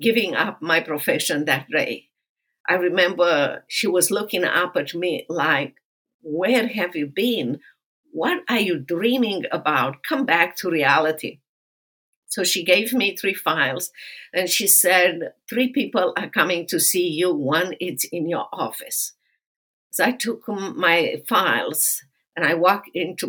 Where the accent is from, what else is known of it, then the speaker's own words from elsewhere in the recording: Romania; moved away as an adult; now in United States; I grew up in Romania and socialist communist Romania